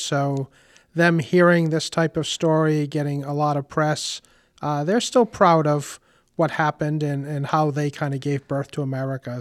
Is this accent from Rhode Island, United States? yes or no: yes; Warwick, Rhode Island, United States; I grew up in Warwick and have been a homeowner for over 30 years in our lovely city.